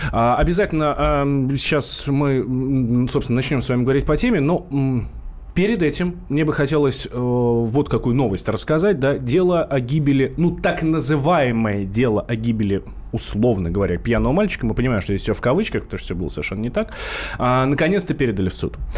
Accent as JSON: {"language": "Russian", "region": "Moscow", "country": "Russia", "said": "Как простой москвич, как простой обыватель"}